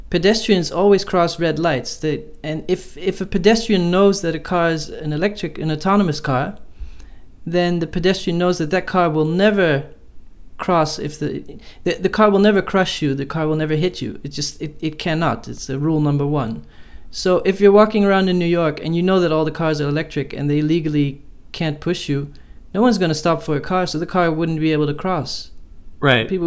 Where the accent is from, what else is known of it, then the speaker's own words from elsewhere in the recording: Amsterdam, North Holland, Netherlands; I grew up in Amsterdam, and there's all these uh, cyclists, and they always have the right of way